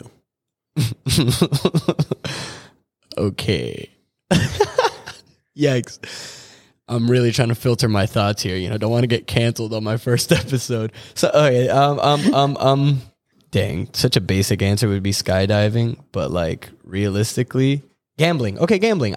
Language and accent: English; Orlando, Florida, United States; moved away as an adult; now in Michigan, United States; I'm an Orlando, Florida native